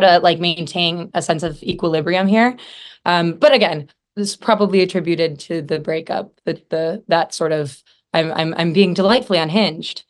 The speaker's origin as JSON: {"language": "English", "region": "Idaho", "country": "United States", "moved": "yes", "lives_now": "Los Angeles, United States", "said": "I'm from Idaho"}